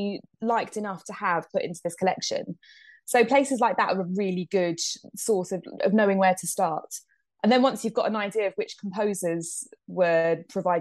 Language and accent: English; London, United Kingdom; I grew up in London. I grew up in Eltham